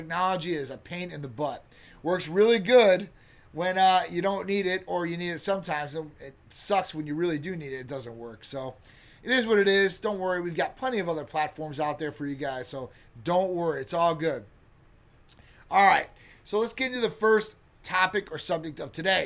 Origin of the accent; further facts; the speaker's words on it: Midwest, United States; now in Florida, United States; I grew up in the Midwest